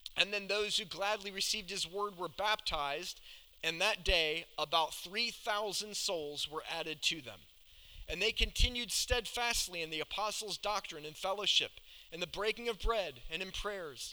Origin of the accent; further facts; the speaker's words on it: Atlanta, Georgia, United States; moved away; I grew up in Atlanta, down south.